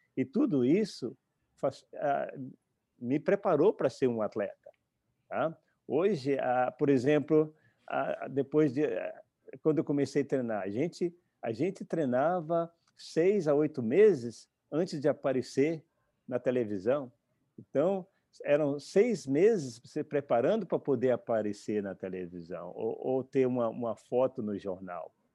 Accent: Brazil; moved away as an adult; vim para cá com 18 anos, como, como eu disse, eu tive que renascer no outro país. Ah, eu vim para cá com a passagem só de vinda, porque eh, quando eu, quando eu, saí do Brasil

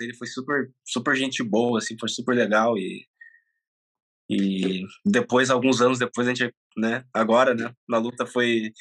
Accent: Brazil; also born or lived in Japan; Nasci no Japão. Eu vim com quatro anos para para cá

